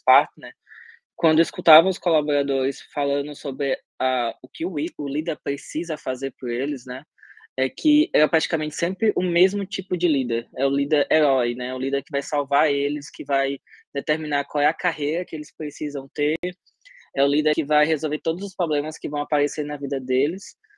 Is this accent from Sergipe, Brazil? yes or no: yes; Sergipe, Brazil; eu sou sergipano, de origem